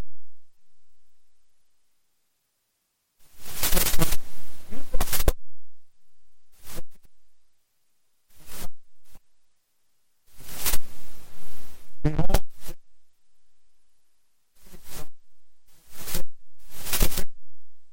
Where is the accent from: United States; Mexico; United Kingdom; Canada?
United Kingdom; England; I'm English